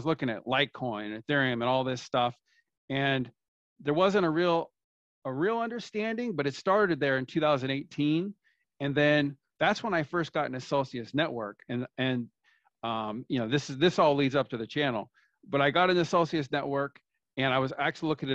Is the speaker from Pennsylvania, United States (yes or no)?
no; California, United States; now in Florida, United States; I'm from the United States, from California. That's where I grew up. I live in Florida now